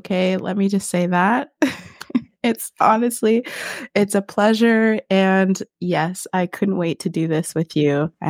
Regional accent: Oshawa, Ontario, Canada; also born or lived in Hamilton / Brampton / Mississauga / Etobicoke; I was born in Oshawa, Ontario. and then moved to Hamilton, lived in Brampton for a minute, lived in Mississauga, or actually made my way to Etobicoke and then back to Oshawa. So I spent my high school years in partly in Etobicoke and then partly in Oshawa.

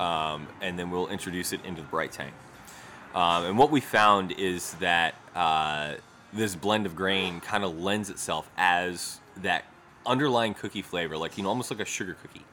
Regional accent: Baltimore, Maryland, United States; also born or lived in Pasadena, Maryland / Essex, Maryland / Catonsville, Maryland; grew up kind of all around Baltimore, Pasadena, Essex, uh, mm-hmm. Catonsville.

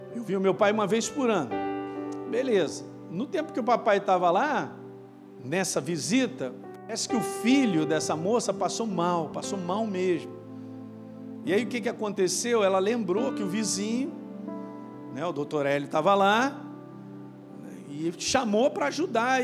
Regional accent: Rio de Janeiro, Brazil; also born or lived in Governador Valadares, Minas Gerais; Então eu vim morar com os meus avós, no Rio de Janeiro

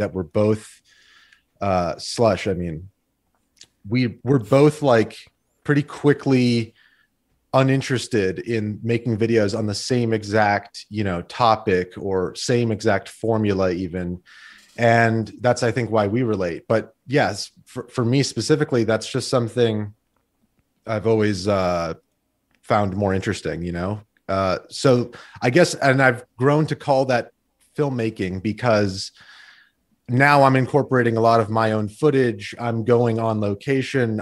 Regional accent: Las Vegas, Nevada, United States; also born or lived in Glendale, California; Well, I was born in Glendale, sort of the capital of this Armenian community within Los Angeles. And, um, And basically, we, when I was a year old, we moved to Las Vegas

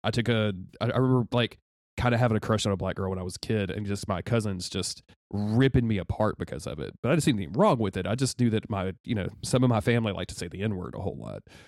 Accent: the South, United States; a white cis dude growing up in the South.

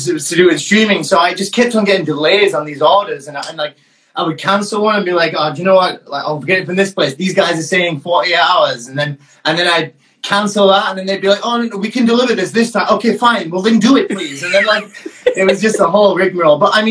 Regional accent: Leeds, Yorkshire and the Humber, United Kingdom; also born or lived in Gravesend, Kent; I'm in Leeds in the UK, by the way. This is my hometown. I grew up here

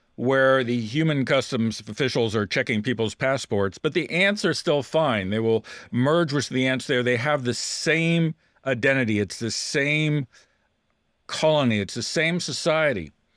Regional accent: United States; I, as an American

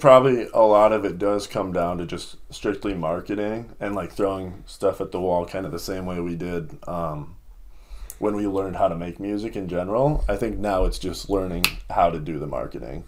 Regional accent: Lakeville, Minnesota, United States; also born or lived in Iowa / Missouri; Lakeville, Minnesota, for both of us

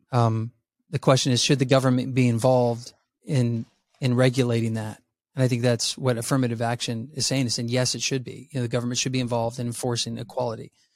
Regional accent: San Antonio, Texas, United States; I grew up in San Antonio, Texas, where I was a minority

